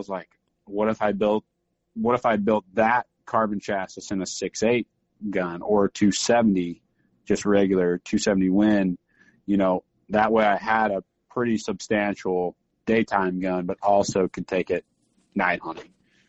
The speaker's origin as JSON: {"language": "English", "region": "Missouri", "country": "United States", "tie": "born or raised there", "said": "I grew up hunting in Missouri, deer hunting with a 243."}